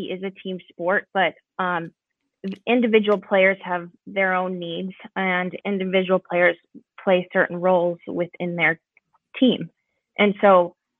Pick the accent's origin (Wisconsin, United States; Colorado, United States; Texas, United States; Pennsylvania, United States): Colorado, United States; Arvada; moved away as an adult; now in Minnesota, United States; I grew up in Arvada, Colorado.